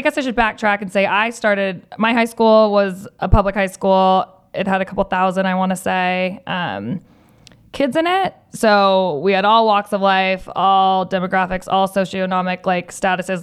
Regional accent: Southern California, United States; growing up in Southern California, both you and I have going to school in Southern California

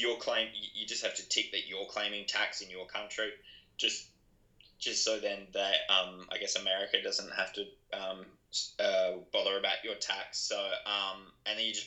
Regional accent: Adelaide, South Australia, Australia; I'm from Adelaide, it's not like we're a country town or anything

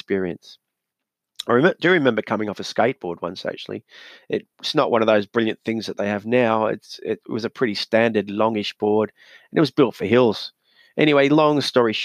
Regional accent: Newcastle, New South Wales, Australia; my hometown of Newcastle

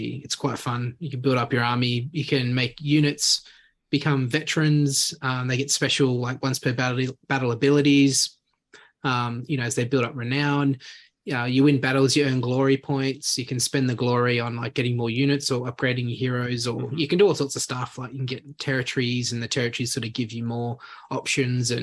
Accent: Sydney, New South Wales, Australia; also born or lived in Canberra; now in Goulburn, Australia; I've been living here for a couple of years now, originally from Sydney

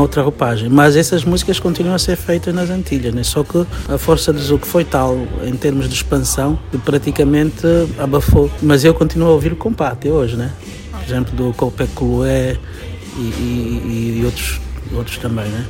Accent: Angola; moved away; a sorte de ter saído de Angola, eu tive que agarrar-me à minha cultura para como uma coisa identitária, saber quem eu sou e de onde eu vim

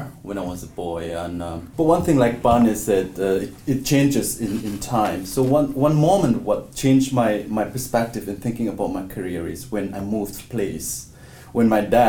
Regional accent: India; moved away as an adult; I came from India and I grew up in a very multicultural, multi-religious, multi-complexion kind of a setting.

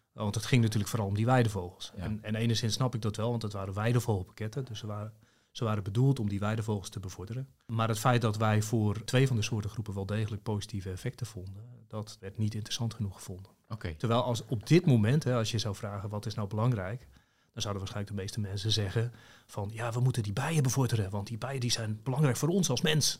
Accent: Zaanstreek, North Holland, Netherlands; ik kom uit de Zaanstreek

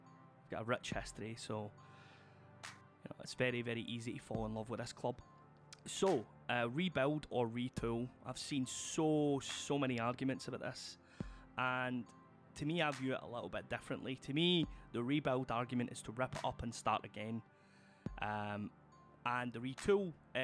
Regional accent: Glasgow, Scotland, United Kingdom; I'm from Glasgow, Scotland.

